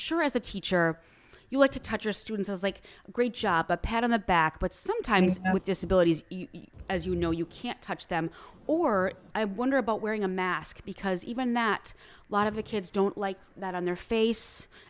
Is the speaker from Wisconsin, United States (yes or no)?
yes; Wisconsin, United States; moved away; I'm originally from Wisconsin, and that would be so far away, and it's I grew up in a very rural area, so it would be a two-hour drive to Minneapolis, Minnesota